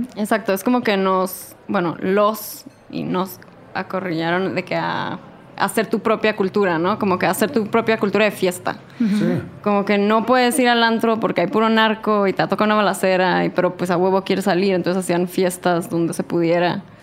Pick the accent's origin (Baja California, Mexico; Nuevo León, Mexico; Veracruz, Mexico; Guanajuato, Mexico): Baja California, Mexico; Tijuana; now in Mexico City, Mexico